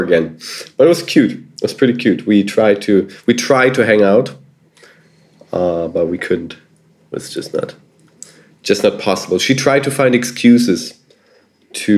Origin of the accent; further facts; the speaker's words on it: Germany; I was from Germany.